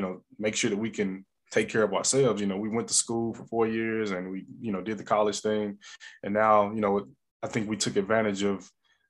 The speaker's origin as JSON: {"language": "English", "town": "East St. Louis", "region": "Illinois", "country": "United States", "also_born_or_lived": "Alabama", "moved": "yes", "said": "I'm originally from the St. Louis area, originally from East St. Louis, Illinois"}